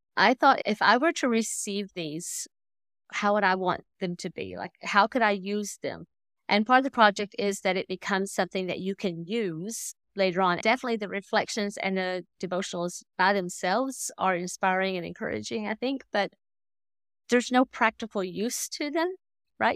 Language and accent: English; Tennessee, United States; moved away as an adult; also born or lived in Indonesia / Stoney Creek, Ontario; now in Canada; I grew up in the Bible Belt in Tennessee